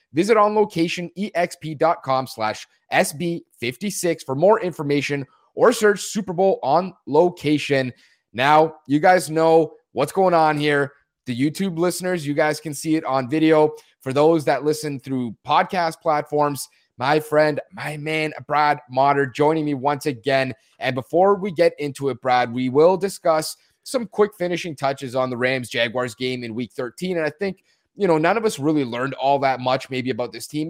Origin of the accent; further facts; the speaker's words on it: Canada; I'm from Canada